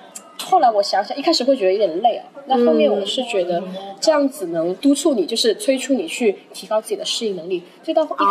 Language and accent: Chinese; China; 就以前读书的时候，也是整个班只有我一个中国人什么的。